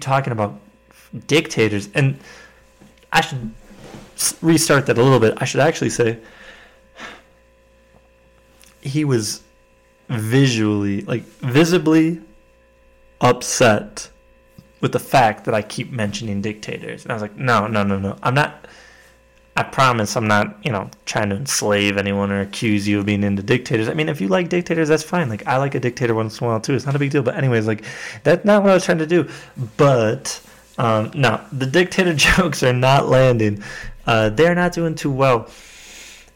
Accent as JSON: {"language": "English", "region": "Wisconsin", "country": "United States", "tie": "born or raised there", "moved": "as an adult", "lives_now": "Fort Collins, United States", "said": "I grew up in Wisconsin, and it's like everywhere in Wisconsin is just trying to sell you alcohol right away"}